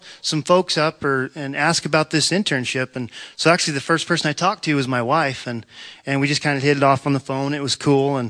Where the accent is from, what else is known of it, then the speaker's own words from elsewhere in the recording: Klamath Falls, Oregon, United States; I was born in Klamath Falls, Oregon, into a farm and ranch family